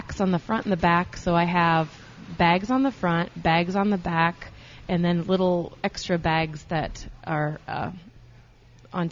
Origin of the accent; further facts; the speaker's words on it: Cedar Rapids, Iowa, United States; my hometown of Cedar Rapids